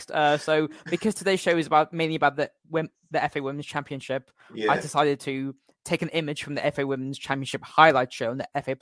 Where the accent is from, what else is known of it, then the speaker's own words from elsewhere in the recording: Bristol, South West England, United Kingdom; I am from Bristol